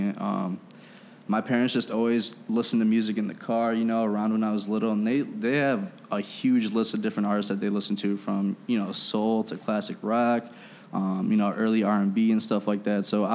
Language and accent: English; Aurora, Illinois, United States; I'm actually from Aurora